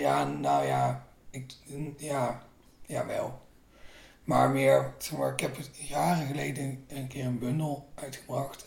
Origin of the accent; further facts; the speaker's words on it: North Limburg, Netherlands; moved away; ik ben eens dus opgegroeid in Noord-Limburg, waar je heel veel glastuinbouw hebt